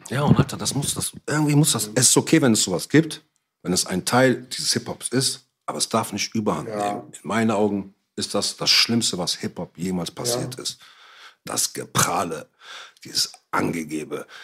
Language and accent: German; Morocco; also born or lived in Cologne; Ich bin Marokkaner